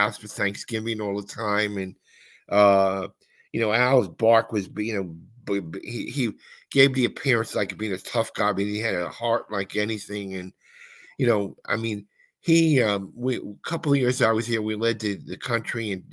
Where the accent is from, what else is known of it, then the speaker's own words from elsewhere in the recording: Clifton, New Jersey, United States; when I was in high school, I worked for the Clifton High School newspaper